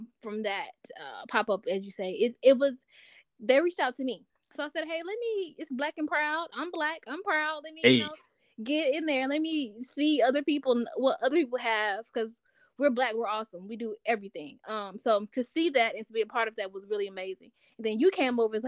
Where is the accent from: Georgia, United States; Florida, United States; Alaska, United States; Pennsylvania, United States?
Georgia, United States; Albany; now in Atlanta, United States; I'm from a small town of Albany, Georgia